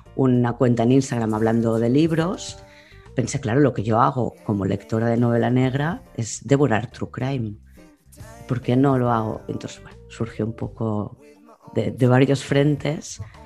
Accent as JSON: {"language": "Spanish", "town": "Barcelona", "region": "Catalonia", "country": "Spain", "tie": "born or raised there", "said": "Nací en Barcelona capital, sí. Y durante mi infancia viví en, en Barcelona capital"}